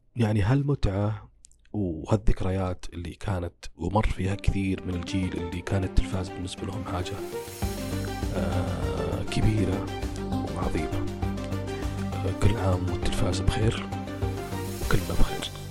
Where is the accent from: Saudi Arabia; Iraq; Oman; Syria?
Saudi Arabia; عندنا كسعوديين